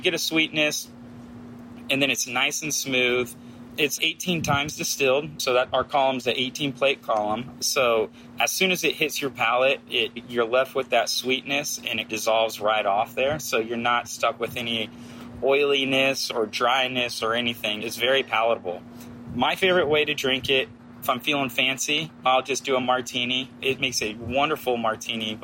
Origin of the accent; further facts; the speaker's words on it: Texas, United States; moved away as an adult; also born or lived in Santa Rosa Beach, Florida; now in Florida, United States; I grew up in Texas